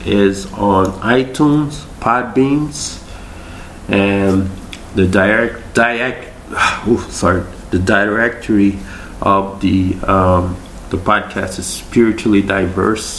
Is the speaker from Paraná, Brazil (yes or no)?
no; Rio de Janeiro, Brazil; moved away; I was from Brazil, Rio de Janeiro.